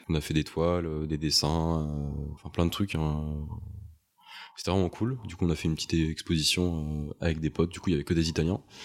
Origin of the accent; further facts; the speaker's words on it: Montpellier, Occitania, France; moved away as an adult; now in Paris, France; Mais moi, je viens de Montpellier. Je suis parti de Montpellier pour aller à Paris